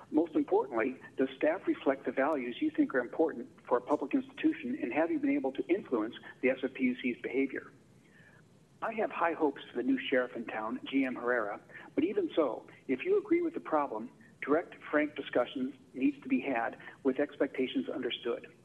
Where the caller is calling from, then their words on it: Palo Alto, California, United States; from Palo Alto.